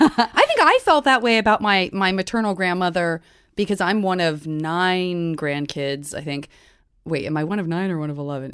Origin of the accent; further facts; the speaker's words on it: Tucson, Arizona, United States; I'm from Tucson